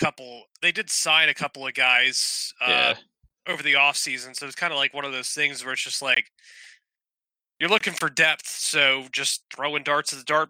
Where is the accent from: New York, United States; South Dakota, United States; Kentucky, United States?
Kentucky, United States; I grew up in Kentucky.